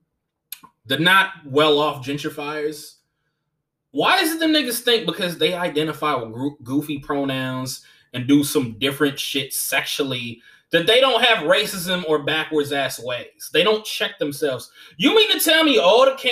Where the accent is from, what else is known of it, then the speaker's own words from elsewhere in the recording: Long Beach, L.A., Oakland, California, United States; also born or lived in Los Angeles, California; I am from Long Beach, I am from L.A., and I am from Oakland